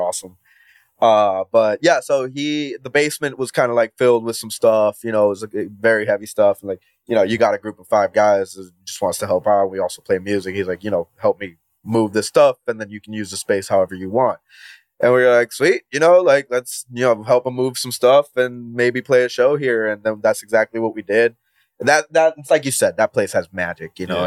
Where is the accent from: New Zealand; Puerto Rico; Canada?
Puerto Rico; moved away as an adult; now in Cleveland, United States; born and raised in Puerto Rico, but I came to the States around like eight years ago